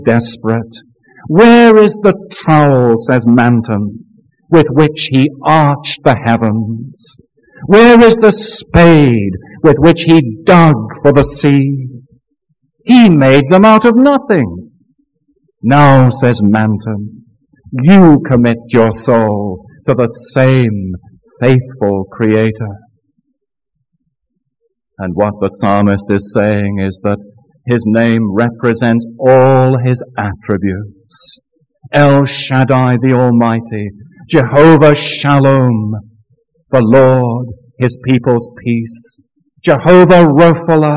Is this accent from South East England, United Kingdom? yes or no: no; Scotland, United Kingdom; now in Florida, United States; I have a personal confession as a Scotsman